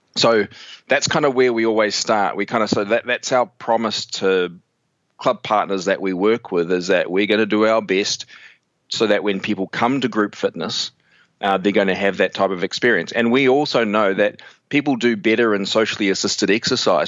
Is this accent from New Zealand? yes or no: yes; New Zealand; I'm from New Zealand, so if I sound funny, it's the New Zealand thing going on